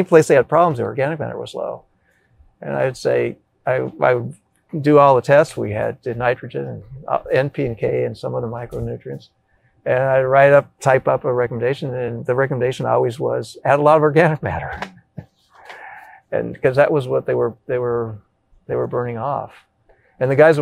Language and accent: English; California, United States; moved away as an adult; I was from California